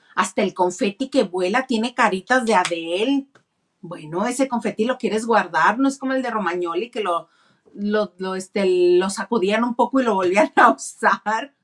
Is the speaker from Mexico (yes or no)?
yes; northern Mexico, Mexico; accent: norteño; now in Mexicali, Mexico; poco a poco voy reconociendo mi acento norteño.